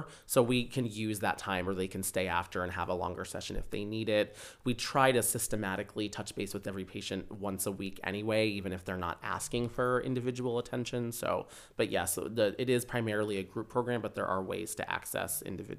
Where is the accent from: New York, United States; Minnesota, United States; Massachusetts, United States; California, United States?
Minnesota, United States; Rochester; That is true. Yes. So I am from Rochester.